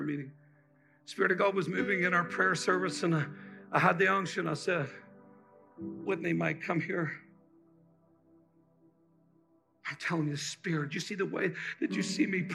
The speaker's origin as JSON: {"language": "English", "country": "Ireland", "moved": "yes", "lives_now": "United States", "said": "I'm from Ireland"}